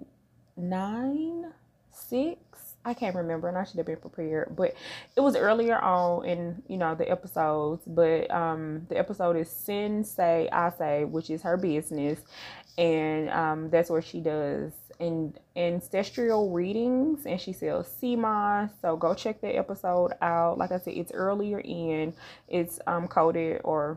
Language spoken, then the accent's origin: English; St. Louis, Missouri, United States; born or raised there; moved away